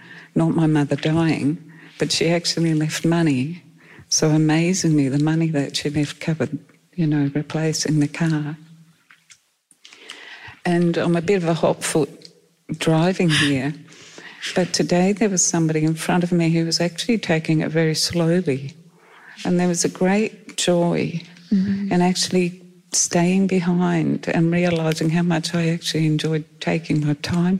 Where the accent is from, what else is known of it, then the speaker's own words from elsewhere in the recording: Perth, Western Australia, Australia; because we came from Perth and they don't have floods over there.